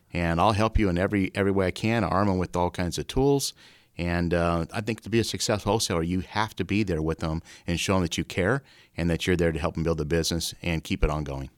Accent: Omaha, Nebraska, United States; moved away as an adult; also born or lived in Iowa; I grew up in Omaha

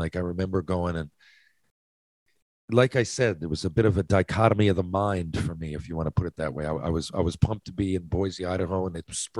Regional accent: Canada; I'm Canadian.

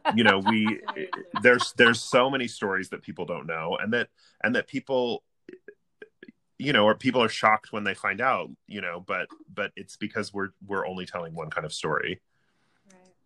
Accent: Provo, Utah, United States; I grew up in Provo

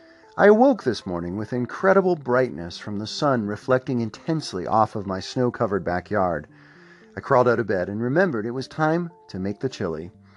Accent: Pittsburgh, Pennsylvania, United States; now in Columbus, United States; My parents met in Pittsburgh. I was born in Pittsburgh. I still have extended family in Pittsburgh.

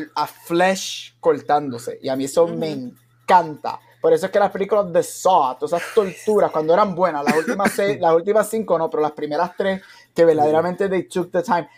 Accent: Aguadilla, Puerto Rico; yo me crié, yo, soy de Aguadilla

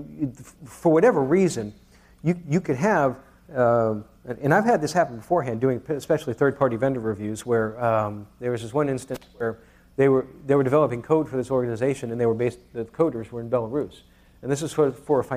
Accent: New York, United States; I'm from New York

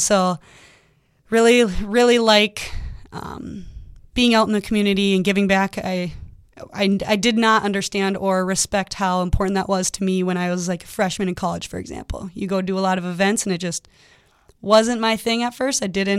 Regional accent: Lakeville, Minnesota, United States; now in Bemidji, United States; I'm from the cities, so I grew up down in Lakeville.

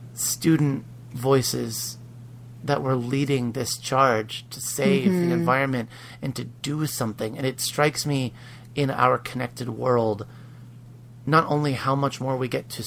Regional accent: Pennsylvania, United States; growing up in Pennsylvania

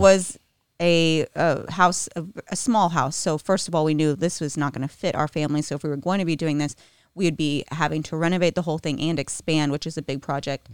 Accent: Texas, United States; moved away as an adult; now in Nashville, United States; I grew up in Texas.

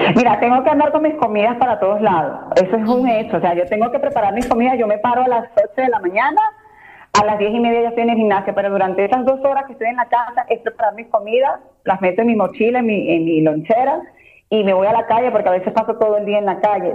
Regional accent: Venezuela; also born or lived in Mexico City, Mexico; now in Mexico; mis raíces son mis raíces, soy venezolana, tengo un carácter de una venezolana

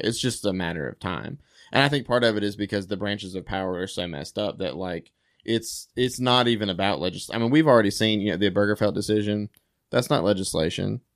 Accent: United States; as an American

